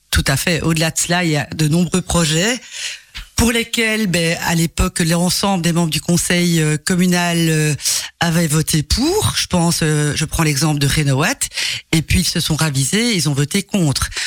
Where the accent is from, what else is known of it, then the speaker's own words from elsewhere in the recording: Belgium; Je suis né en Belgique. Mon père est d'origine espagnole. Mais ma mère est d'origine belge, elle est flamande en fait.